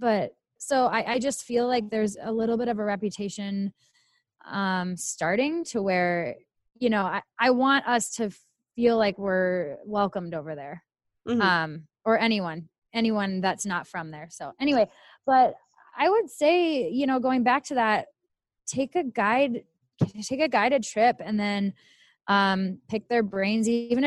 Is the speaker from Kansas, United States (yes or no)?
no; Minnesota, United States; accent: Minnesota; moved away